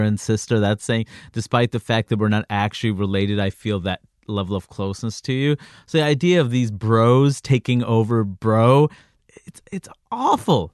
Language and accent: English; New York City, New York, United States; also born or lived in Jackson Heights / Floral Park / Jamaica, Queens; I grew up, uh, throughout Queens. I grew up in Jackson